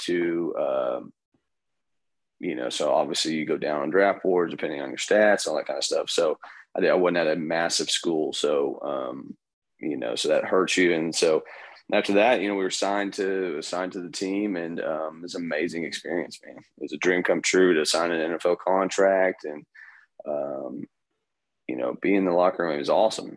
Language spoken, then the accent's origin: English; Oklahoma, United States; moved away as an adult; now in Florida, United States; from Oklahoma. I'm from Oklahoma